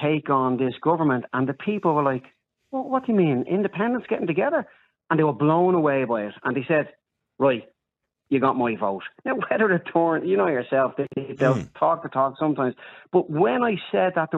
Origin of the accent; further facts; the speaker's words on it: Dublin, Leinster, Ireland; I'm from Coolock originally, brought up in Bonham.